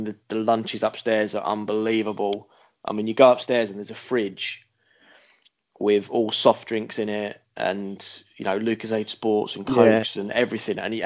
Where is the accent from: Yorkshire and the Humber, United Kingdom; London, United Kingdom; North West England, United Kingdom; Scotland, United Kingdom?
London, United Kingdom; I was brought up in Hackney, which wasn't the most fashionable area.